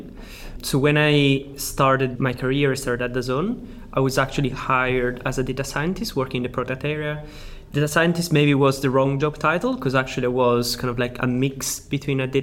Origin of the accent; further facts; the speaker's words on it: Sicily, Italy; accent: Italian; English is a second language; moved away; I am Italian. I'm actually from Sicily